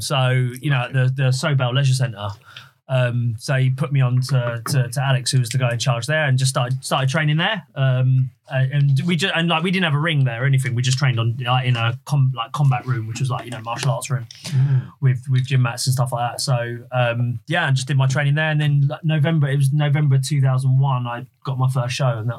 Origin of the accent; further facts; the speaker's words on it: Hertford, East of England, United Kingdom; I was in my hometown. I live in Hartford